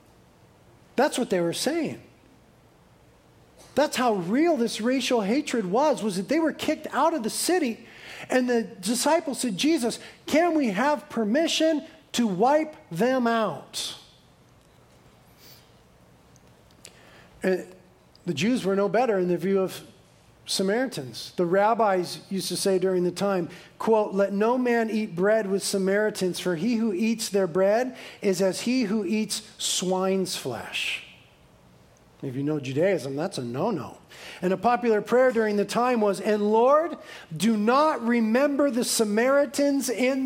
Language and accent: English; Carpinteria, California, United States; 50% in Carpinteria, my hometown